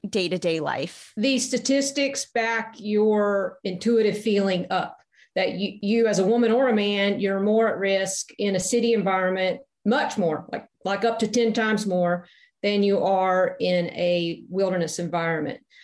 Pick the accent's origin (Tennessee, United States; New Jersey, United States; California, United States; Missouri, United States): Tennessee, United States; I grew up in Tennessee